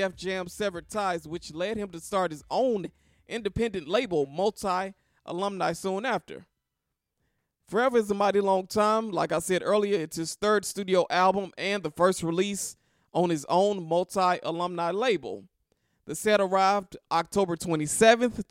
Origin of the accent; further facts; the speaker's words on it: Memphis, Tennessee, United States; I'm from Memphis